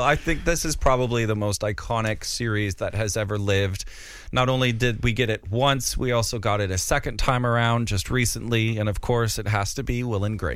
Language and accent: English; North Dakota, United States; now in London, United Kingdom; where I grew up in Far Gardner, North Dakota